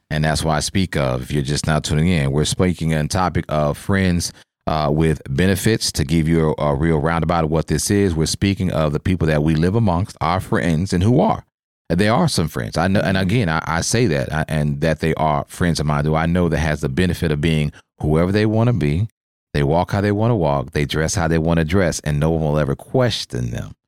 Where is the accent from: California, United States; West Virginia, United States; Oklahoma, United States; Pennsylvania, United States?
Oklahoma, United States; moved away as an adult; born and raised in Oklahoma, and then, of course, military took me around and they got me here